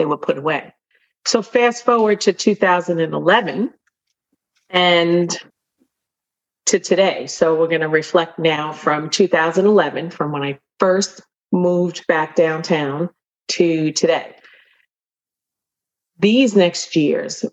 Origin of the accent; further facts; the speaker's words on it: New York City, New York, United States; as a New Yorker